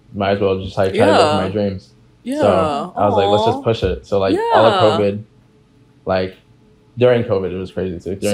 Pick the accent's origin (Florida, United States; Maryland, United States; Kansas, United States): Florida, United States; Deltona; also born or lived in Orlando, Florida; now in Gainesville, United States; I was born in Orlando, but okay. I was raised in Deltona, Florida.